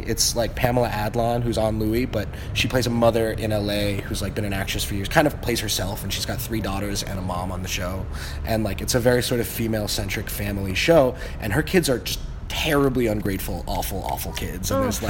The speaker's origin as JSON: {"language": "English", "country": "China", "said": "being from China for like, you know, 10 or 15 minutes, especially like people will assume I'm from Beijing. Like, my accent is like pretty strong and like dead on."}